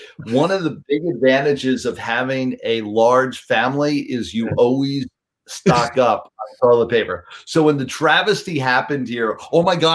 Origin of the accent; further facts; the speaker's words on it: New York City, New York, United States; I grew up in New York City, cut my teeth cold calling in Midtown Manhattan